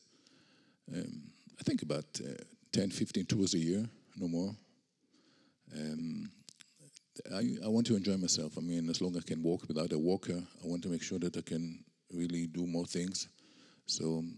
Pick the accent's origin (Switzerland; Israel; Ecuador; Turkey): Israel; accent: Israeli; English is a second language; I was born and raised in Israel